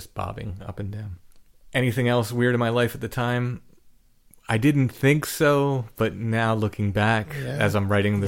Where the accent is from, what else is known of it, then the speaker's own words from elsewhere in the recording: northern Maryland, United States; The farm I grew up on in Maryland, northern Maryland.